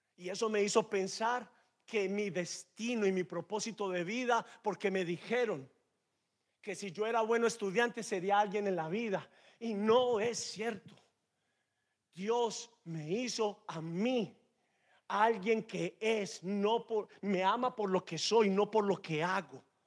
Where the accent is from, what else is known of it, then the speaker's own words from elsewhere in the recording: Medellín, Antioquia, Colombia; Los que somos de Medellín comemos la arepa seca arepa paisa